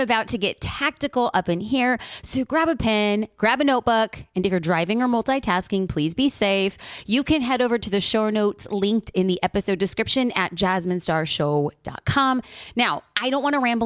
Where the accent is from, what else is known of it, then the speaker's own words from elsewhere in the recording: Orange County, California, United States; my hometown